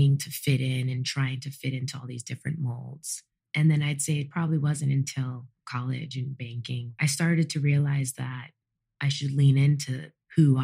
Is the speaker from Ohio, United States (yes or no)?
no; Los Angeles, California, United States; I grew up in Los Angeles, California, to two fully Jamaican parents. So I was the first person in my family born in the United States.